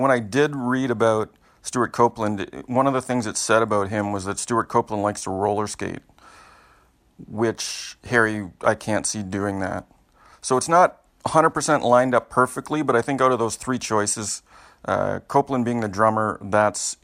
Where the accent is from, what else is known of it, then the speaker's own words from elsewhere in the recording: Canada; I'm Canadian